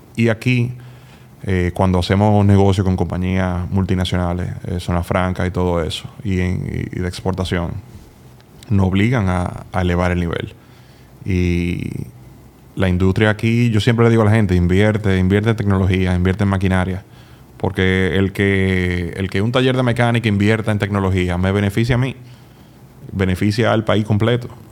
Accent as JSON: {"language": "Spanish", "country": "Dominican Republic", "also_born_or_lived": "Massachusetts, United States / Indiana, United States", "said": "de República Dominicana"}